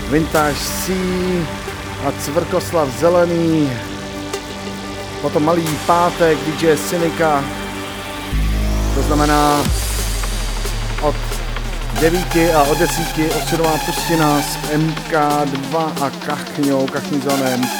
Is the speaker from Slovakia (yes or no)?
no; Chodov, Karlovy Vary Region, Czechia; v Chodově u Karlových varů, kam tímto zdravím a odkud pocházím a jsem na to hrdý.